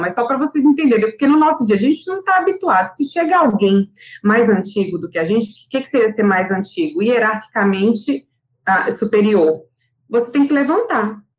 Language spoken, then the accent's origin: Portuguese; Brasília, Federal District, Brazil; now in Salvador, Brazil; eu sou brasiliense, mas moro, em, mas moro em Salvador